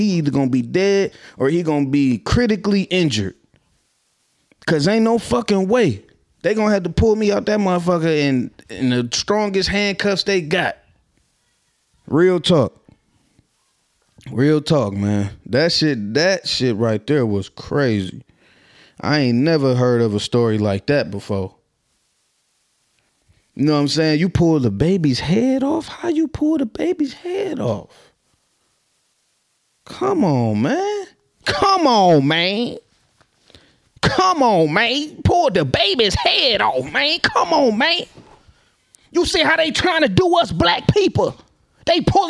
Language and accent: English; Minnesota, United States; I'm from West High Zone, Twin City, Minnesota.